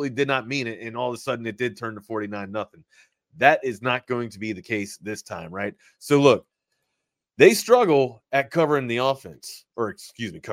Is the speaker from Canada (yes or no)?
no; East Coast, United States; moved away; I'm from the East Coast